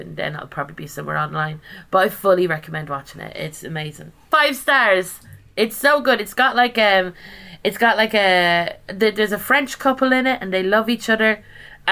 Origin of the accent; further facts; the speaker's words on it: Ireland; I'm Irish